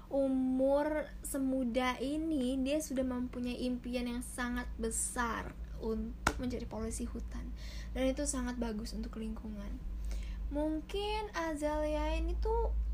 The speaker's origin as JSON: {"language": "Indonesian", "region": "Jakarta", "country": "Indonesia", "said": "saya orang Jakarta."}